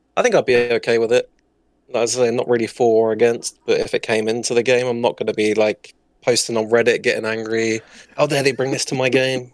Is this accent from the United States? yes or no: no; southern England, United Kingdom; I'm from the U K. I'm, I don't say exactly what city. I'm from down south